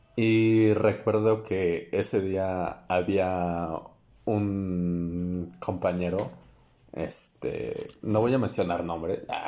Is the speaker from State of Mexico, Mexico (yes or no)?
yes; State of Mexico, Mexico; somos del Estado de México